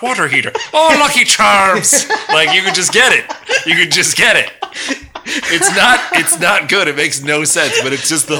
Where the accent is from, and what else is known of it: New York, United States; accent: New York